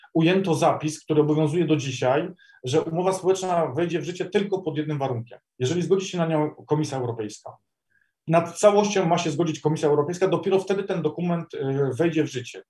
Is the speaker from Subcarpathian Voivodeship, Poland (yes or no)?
no; Silesian Voivodeship, Poland; u nas, na Śląsku